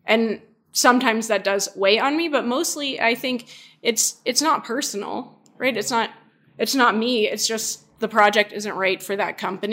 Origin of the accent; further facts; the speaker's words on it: the South, United States; moved away; I grew up in the South. I'm still culturally Southern in some respects